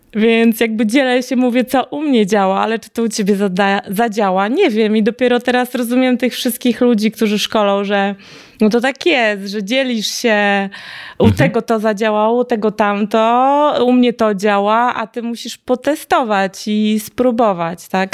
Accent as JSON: {"language": "Polish", "town": "Białystok", "region": "Podlaskie Voivodeship", "country": "Poland", "tie": "born or raised there", "said": "w moim rodzinnym mieście w Białymstoku"}